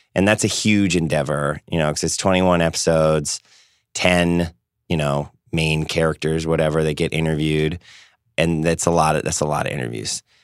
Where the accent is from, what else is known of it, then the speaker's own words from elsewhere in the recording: San Diego, California, United States; we're both from San Diego